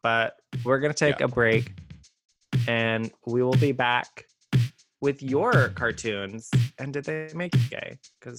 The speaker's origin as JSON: {"language": "English", "region": "Texas", "country": "United States", "tie": "born or raised there", "said": "where I grew up in the Hill Country, it floods pretty intensely, like once a year"}